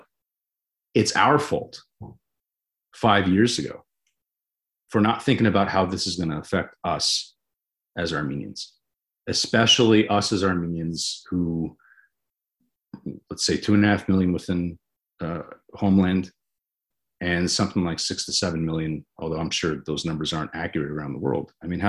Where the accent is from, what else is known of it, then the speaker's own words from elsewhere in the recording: United States; I'm an American